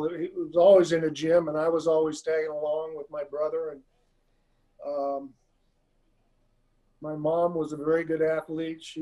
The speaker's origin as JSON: {"language": "English", "town": "Ottawa", "region": "Kansas", "country": "United States", "tie": "born or raised there", "also_born_or_lived": "San Antonio, Texas", "said": "I grew up around Ottawa University. I went to all the football and basketball games. Went to track meets. It was only two blocks from the house. And, uh, about 10,000 population in Ottawa, so it was decent size."}